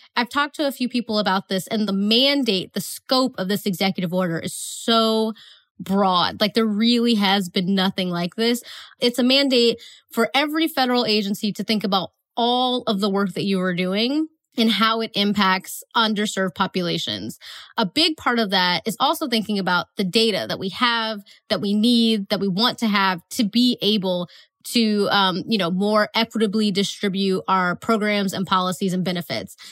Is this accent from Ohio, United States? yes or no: yes; Northeast Ohio, United States; I'm from Northeast Ohio, so we have a NASA center that's close to us.